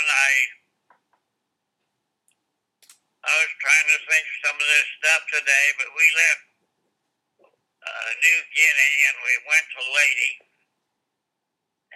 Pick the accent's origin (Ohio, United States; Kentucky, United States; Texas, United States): Ohio, United States; Logan; I was born and raised in Logan, Ohio, which is Hocking County, about 100 miles south of Columbus.